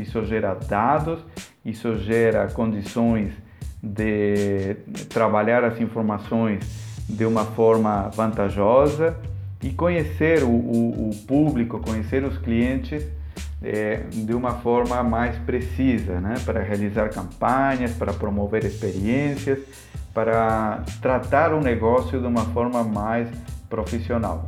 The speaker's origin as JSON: {"language": "Portuguese", "country": "Argentina", "second_language": "Portuguese", "moved": "yes", "lives_now": "Palhoça, Brazil", "said": "sou argentino, há quase 20 anos que moro aqui no Brasil, mais pontualmente na cidade de Palhoça, em Santa Catarina"}